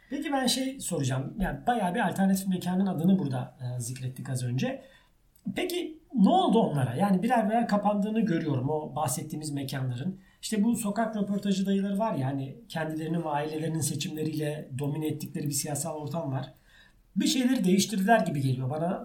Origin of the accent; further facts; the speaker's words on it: Ankara, Turkey; moved away as an adult; now in Istanbul, Turkey; İstanbul'da doğdum. Ee, sonra Ankara yani esasında hayatımın çoğu Ankara'da geçti.